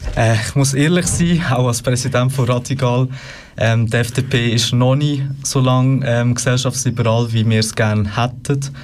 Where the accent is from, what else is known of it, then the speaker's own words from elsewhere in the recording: Lucerne, Switzerland; bin aus Luzern, bin dort äh, im Stadtparlament